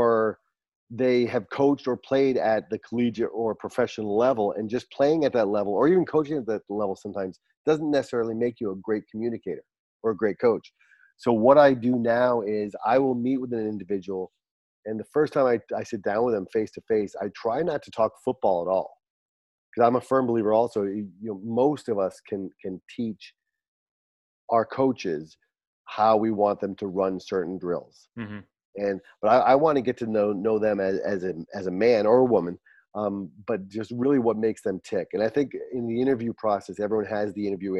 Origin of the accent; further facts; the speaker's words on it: Barrington, Rhode Island, United States; moved away as an adult; also born or lived in New Hampshire; I'm born and raised in Rhode Island